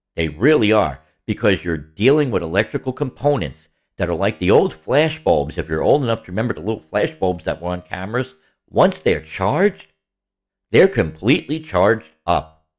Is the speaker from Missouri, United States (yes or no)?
no; New York City, New York, United States; growing up in the Bronx.